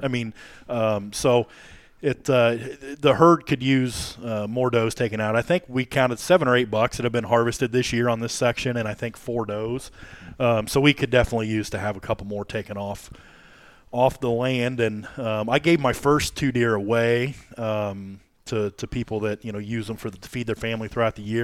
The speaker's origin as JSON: {"language": "English", "town": "Warsaw", "region": "Illinois", "country": "United States", "tie": "born or raised there", "moved": "yes", "said": "being born and raised in Warsaw myself"}